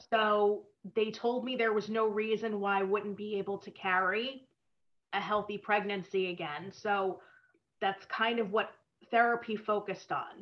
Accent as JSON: {"language": "English", "region": "suburban New Jersey", "country": "United States", "tie": "born or raised there", "also_born_or_lived": "New York", "said": "I grew up in suburban New Jersey, but I was born in New York"}